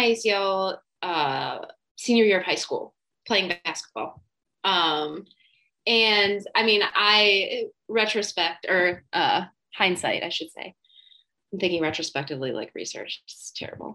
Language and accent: English; New Jersey, United States; I'm from New Jersey